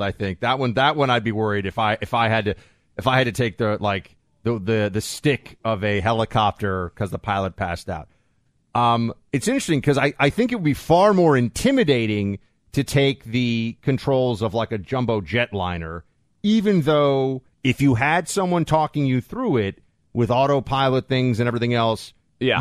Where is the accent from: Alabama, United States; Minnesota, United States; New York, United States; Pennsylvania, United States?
New York, United States; I'm a New Yorker